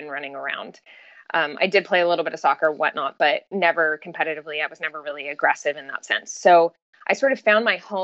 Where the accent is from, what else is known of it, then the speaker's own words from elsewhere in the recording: Southern California, United States; now in San Luis Obispo, United States; I grew up in Southern California.